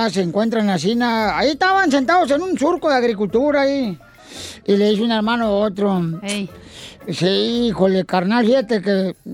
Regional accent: Guadalajara, Jalisco, Mexico; Soy de Guadalajara, Jalisco, la tierra donde serán los machos.

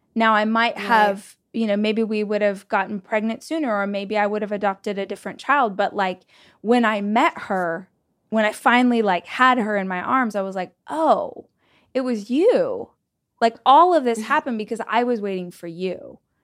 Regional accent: Southern California, United States; now in Austin, United States; I'm actually from Southern California, but I live in Austin

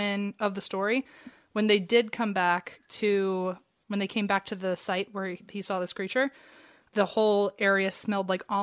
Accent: Cincinnati, Ohio, United States; Like, well, I'm from Cincinnati, and he went to Miami, so we were so close.

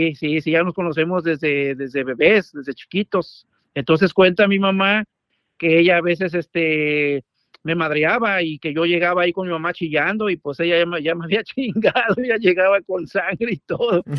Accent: Mexico City, Mexico; soy de la Ciudad de México.

